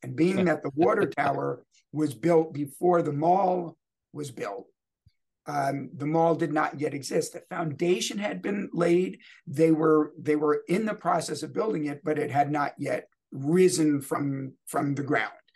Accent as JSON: {"language": "English", "region": "New York", "country": "United States", "tie": "born or raised there", "also_born_or_lived": "New Jersey", "moved": "as an adult", "lives_now": "Louisville, United States", "said": "growing up in New York and New Jersey"}